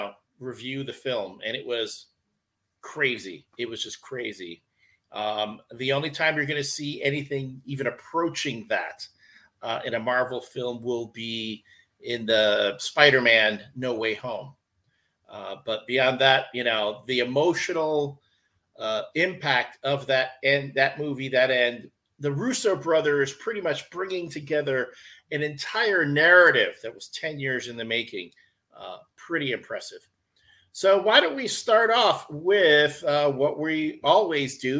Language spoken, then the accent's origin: English; Chicago, Illinois, United States; I am growing up on the South Side in the 80s